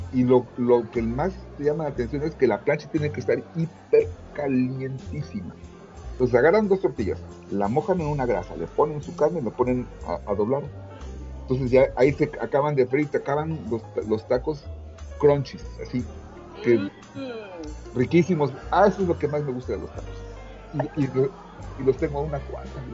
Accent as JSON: {"language": "Spanish", "region": "Veracruz", "country": "Mexico", "tie": "born or raised there", "said": "donde yo crecí en Veracruz"}